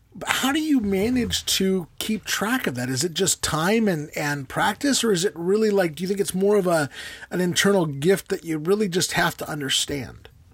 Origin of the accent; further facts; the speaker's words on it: United States; we Americans